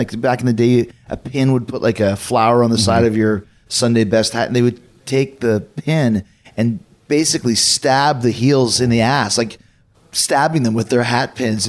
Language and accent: English; Winnipeg, Manitoba, Canada; moved away; also born or lived in Calgary; I grew up in Winnipeg, mm-hmm. which is another wrestling hotbed at the time with AWA, then became a WWE kind of stronghold.